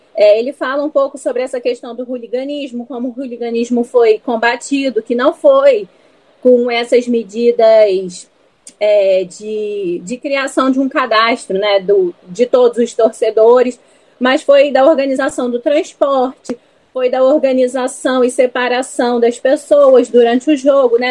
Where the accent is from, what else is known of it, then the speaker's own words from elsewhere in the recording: Volta Redonda, Rio de Janeiro, Brazil; moved away as an adult; now in Rio de Janeiro, Brazil; eu sou de Volta Redonda, né? Eu sou do interior e eu vim para o Rio fazer faculdade